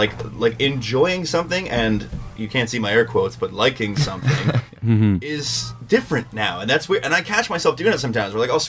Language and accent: English; Canada; because it's either you have to sign the petition as a Canadian, or as a Canadian, you have to start going to fucking shows.